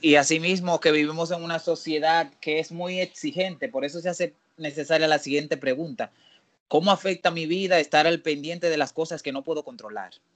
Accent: Dominican Republic

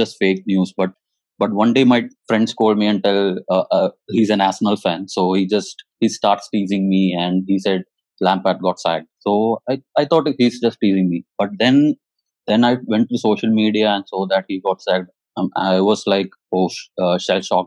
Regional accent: Kerala, India; now in Hyderabad, India; Actually, I'm from Kerala.

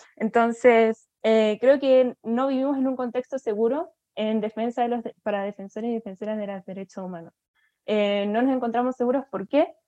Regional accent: Chile; Lo vemos aquí en Chile

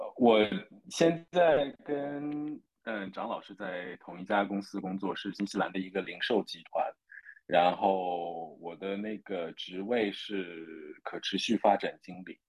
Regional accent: Zhejiang, China; moved away as an adult; also born or lived in New Zealand; 我是浙江人嘛

